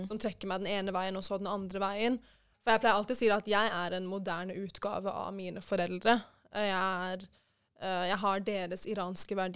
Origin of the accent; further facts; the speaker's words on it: Norway; Og jeg ble jo født og oppvokst i Norge